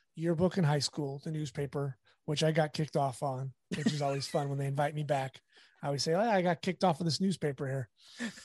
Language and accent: English; La Habra, California, United States; also born or lived in Fullerton; I grew up in La Habra, which is, I'm in Fullerton right now, so it's not that far away